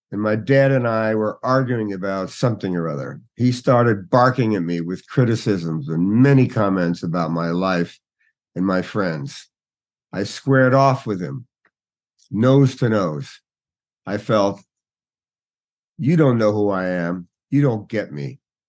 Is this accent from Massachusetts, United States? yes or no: no; Newark, New Jersey, United States; I grew up in Newark, New Jersey